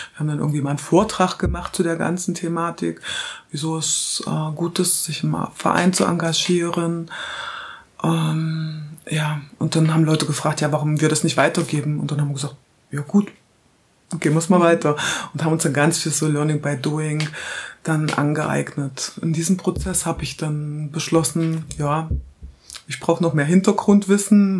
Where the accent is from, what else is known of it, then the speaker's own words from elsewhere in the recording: Halle, Saxony-Anhalt, Germany; ich bin geboren in Halle an der Saale, das ist in Sachsen-Anhalt. Bin da quasi dann bis zu Wendezeiten aufgewachsen.